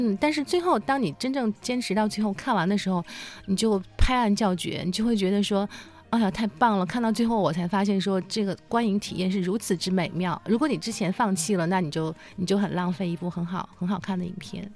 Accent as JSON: {"language": "Chinese", "country": "China", "said": "我们中国人说的那个词"}